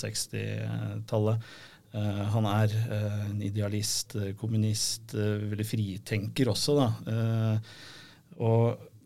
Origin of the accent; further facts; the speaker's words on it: Rykkinn, Akershus, Norway; Jeg er jo også fra Rykken